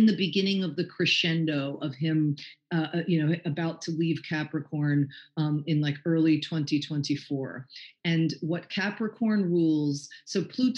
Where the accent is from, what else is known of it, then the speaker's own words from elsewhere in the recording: New York City, New York, United States; now in Los Angeles, United States; we're from New York City